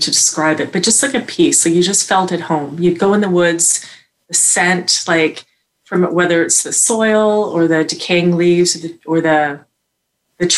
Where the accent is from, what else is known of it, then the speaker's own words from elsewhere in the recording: Toronto, Ontario, Canada; I grew up in the Bluffs, so I had kind of a forest behind me.